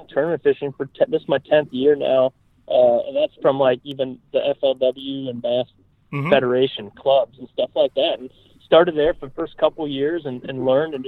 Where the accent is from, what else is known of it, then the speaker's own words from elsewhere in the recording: Minnesota, United States; also born or lived in Tennessee; I'm from born and raised in Minnesota